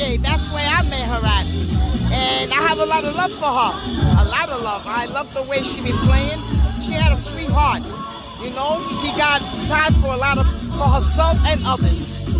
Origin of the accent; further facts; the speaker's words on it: New York City, New York, United States; I'm from Brooklyn.